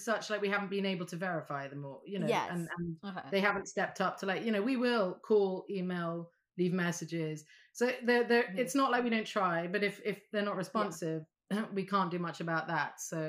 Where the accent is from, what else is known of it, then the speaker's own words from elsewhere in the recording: Saudi Arabia; also born or lived in Vanuatu; I grew up in Saudi Arabia, but we moved to the South Pacific and lived in an island called Vanuatu.